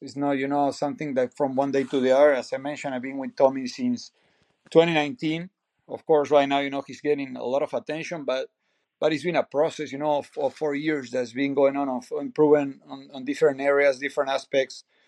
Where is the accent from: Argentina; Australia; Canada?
Argentina; Bahía Blanca, Buenos Aires Province; moved away as an adult; now in United States; I'm from Argentina, city called Bahía Blanca. It's a small city in Buenos Aires province.